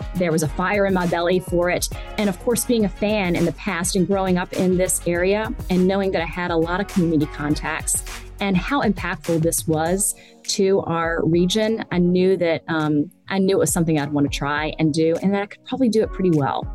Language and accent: English; Richmond, Virginia, United States; I grew up here, and I'm from Richmond originally, I grew up here coming to the track with my grandfather